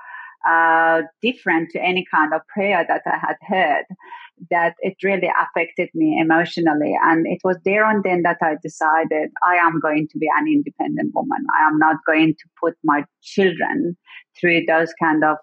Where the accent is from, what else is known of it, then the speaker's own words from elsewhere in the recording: Iran; now in South Australia, Australia; I was born in Iran. Some people might know it as Persia.